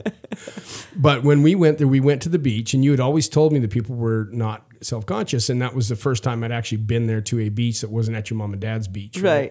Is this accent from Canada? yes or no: yes; Saskatchewan, Canada; I'm from Saskatchewan in Canada